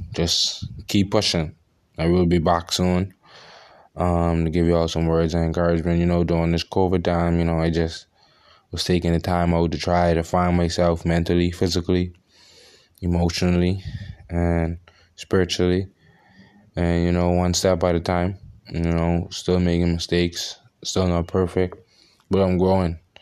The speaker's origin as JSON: {"language": "English", "country": "Bahamas", "said": "I'm from the Bahamas"}